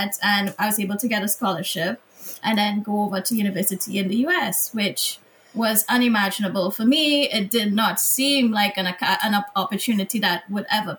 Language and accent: English; Piparo, Trinidad & Tobago; now in United States; I grew up in a very small rural village in Trinidad, Piparo